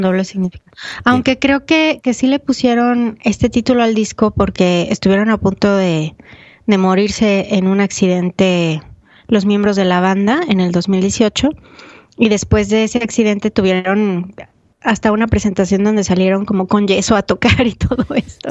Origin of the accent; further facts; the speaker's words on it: Mexico; mi experiencia como de México